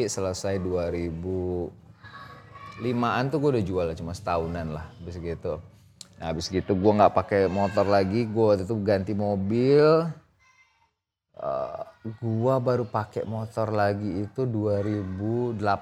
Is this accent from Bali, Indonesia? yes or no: no; Riau, Indonesia; born there; gua kan lahir kan di Riau di kota kecil yang which is Eh, mostly itu kita semua di sana naik motor dibanding naik mobil.